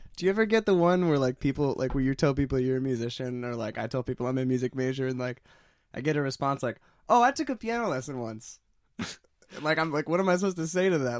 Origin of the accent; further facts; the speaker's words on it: Huntington Beach, California, United States; I'm from Huntington Beach, California